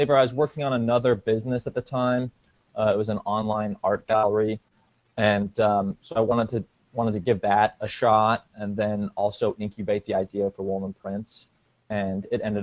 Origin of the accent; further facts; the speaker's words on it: Portland, Oregon, United States; moved away as an adult; also born or lived in New York City / Upstate New York; I'm from Portland, Oregon, and then went to college out in New York, upstate New York, at Cornell University